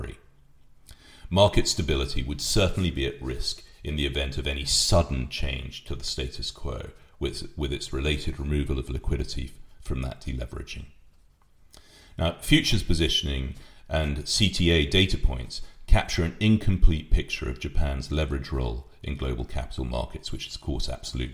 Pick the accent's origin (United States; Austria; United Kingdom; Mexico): United Kingdom